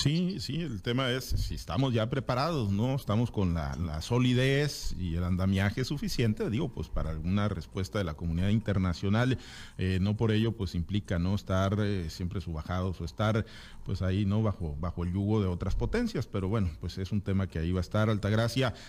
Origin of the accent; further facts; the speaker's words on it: Mexico; nosotros como pueblo mexicano